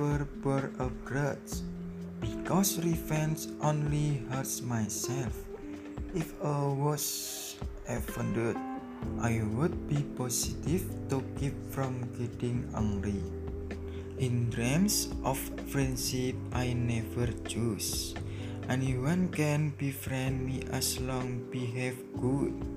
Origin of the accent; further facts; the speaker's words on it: Demak, Central Java, Indonesia; also born or lived in Surakarta; I was born in Demak, January 22, 2001. I live in Buatorjo, Wonosalam, Demak, Central Java.